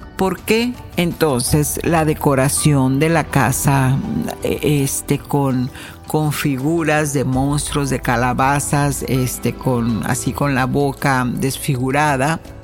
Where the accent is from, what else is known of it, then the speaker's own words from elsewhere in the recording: Mexico; moved away as an adult; now in United States; como mexicana, sí crecí con alguna de las costumbres de, de, la celebración de Día de Muertos